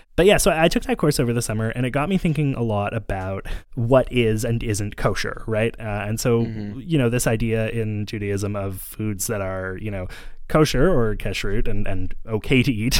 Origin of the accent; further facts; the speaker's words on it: Montreal, Quebec, Canada; I grew up in Montreal and had a ton of Jewish friends growing up who were kind of all over the kosher spectrum.